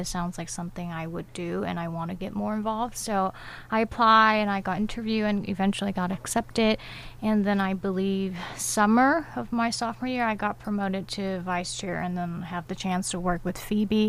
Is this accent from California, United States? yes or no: yes; Sacramento, California, United States; moved away as an adult; now in Irvine, United States; I'm from Sacramento.